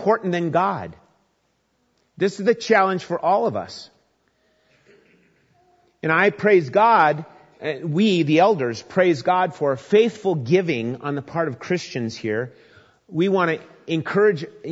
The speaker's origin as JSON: {"language": "English", "region": "Minnesota", "country": "United States", "tie": "born or raised there", "said": "As a young boy growing up in Minnesota"}